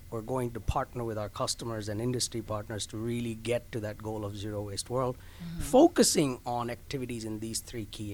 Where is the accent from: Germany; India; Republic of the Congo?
India; also born or lived in Carolina; now in Orlando, United States; I'm from India. I grew mm-hmm. up there. I was born there